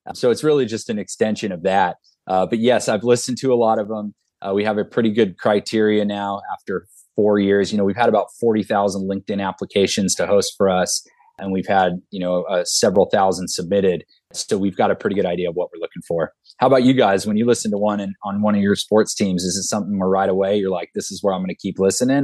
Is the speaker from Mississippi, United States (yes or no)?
no; Southern California, United States; I'm from Southern California